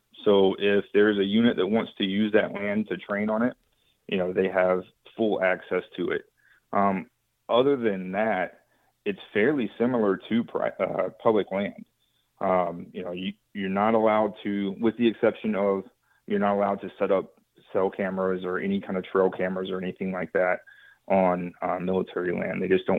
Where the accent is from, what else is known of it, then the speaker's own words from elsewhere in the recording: Texas, United States; at least where I was hunting in Oklahoma, as to where I grew up in West Texas.